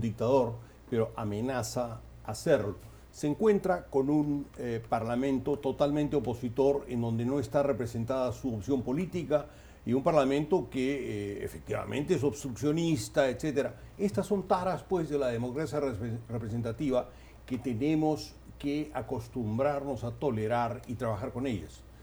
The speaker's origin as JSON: {"language": "Spanish", "country": "Peru", "said": "lo digo como peruano"}